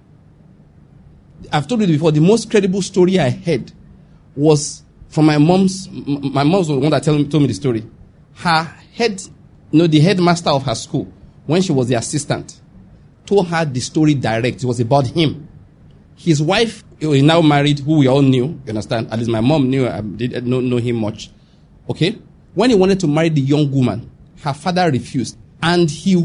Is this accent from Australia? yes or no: no; Western Nigeria, Nigeria; I'm from Western Nigeria.